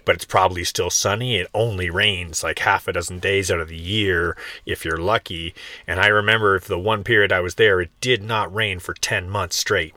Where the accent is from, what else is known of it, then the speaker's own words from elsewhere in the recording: Canada; now in Florida, United States; growing up in Canada where seasons are very present in your experience